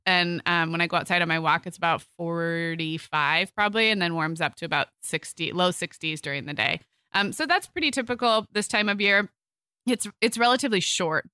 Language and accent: English; Santa Barbara, California, United States; also born or lived in Arizona; now in Orange County, United States; where I grew up in Santa Barbara